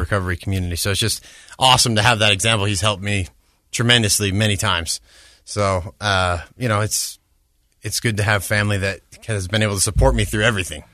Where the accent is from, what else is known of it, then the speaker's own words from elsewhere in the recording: Orem, Utah, United States; also born or lived in Bellevue, Washington / Hawaii; I grew up in Orem